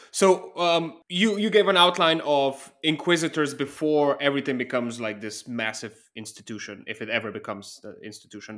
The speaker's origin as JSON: {"language": "English", "country": "Slovenia", "moved": "yes", "said": "I'm from Eastern Europe originally. I'm from Slovenia"}